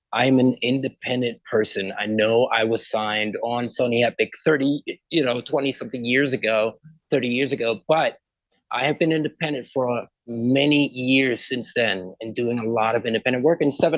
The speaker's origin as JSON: {"language": "English", "town": "Port of Spain", "country": "Trinidad & Tobago", "tie": "born or raised there", "said": "I was born in the Caribbean and a place called Port of Spain. And I grew up in Chanflare, right below a hill."}